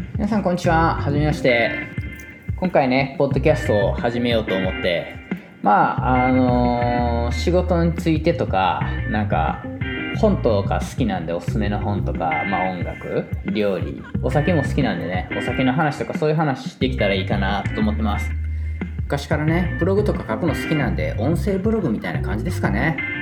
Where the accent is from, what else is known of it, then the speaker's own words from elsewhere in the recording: Osaka, Japan; moved away as an adult; now in New York, United States; 僕大阪出身です